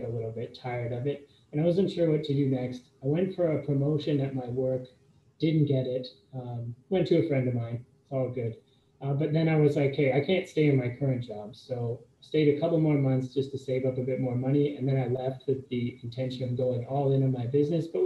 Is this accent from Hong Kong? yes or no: no; Canada; moved away as an adult; also born or lived in United States; I'm Canadian, but I went to school in the States